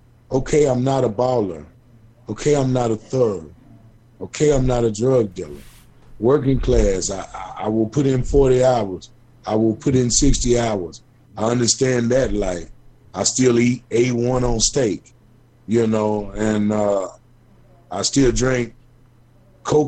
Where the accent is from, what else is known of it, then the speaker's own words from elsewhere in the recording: Bowling Green, Kentucky, United States; I come from Bowling Green